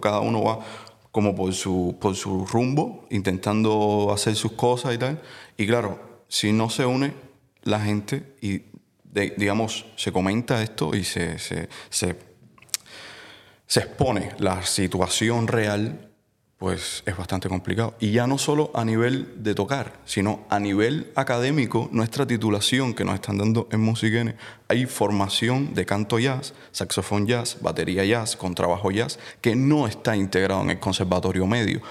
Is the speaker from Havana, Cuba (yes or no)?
yes; Havana, Cuba; moved away; yo nací en Cuba.